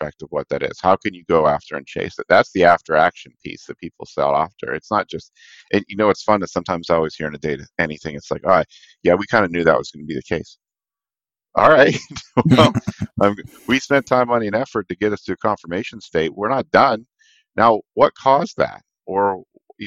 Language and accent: English; Pittsburgh, Pennsylvania, United States; now in Cleveland, United States; They're in Pittsburgh, so I gotta rep my hometown here